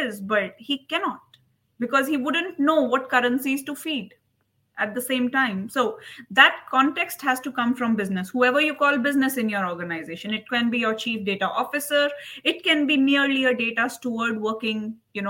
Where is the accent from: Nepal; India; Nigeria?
India; also born or lived in United States; now in United Arab Emirates; I am from India